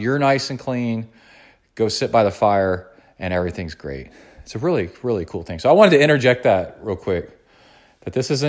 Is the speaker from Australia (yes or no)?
no; Birmingham, Alabama, United States; also born or lived in East Tennessee; I really miss where I grew up in Birmingham, Alabama, and Tennessee, East Tennessee, near the Smoky Mountains, where it's just thick pine forest.